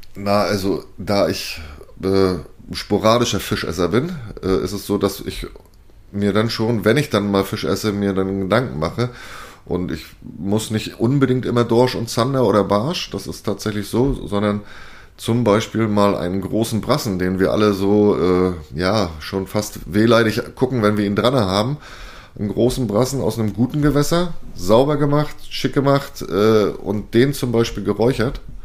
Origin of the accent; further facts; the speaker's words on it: Mecklenburg-Vorpommern, Germany; meinem Heimatland Mecklenburg-Vorpommern